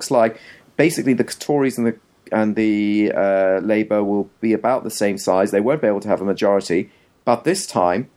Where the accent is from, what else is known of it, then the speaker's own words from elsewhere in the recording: South Africa; now in England; I came from South Africa